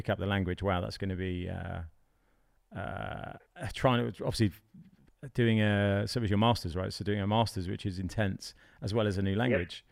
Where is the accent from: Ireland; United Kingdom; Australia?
United Kingdom; now in Malta; being British